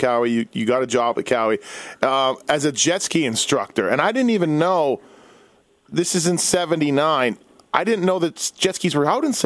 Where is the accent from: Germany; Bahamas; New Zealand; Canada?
Canada; Manitoba; I'm from Manitoba